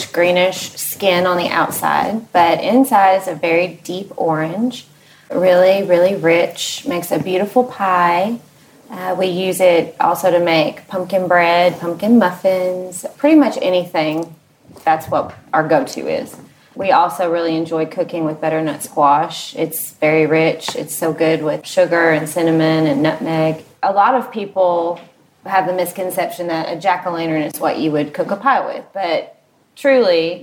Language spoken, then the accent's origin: English; Lexington, Kentucky, United States; I grew up in Lexington, so I've been here about 16 years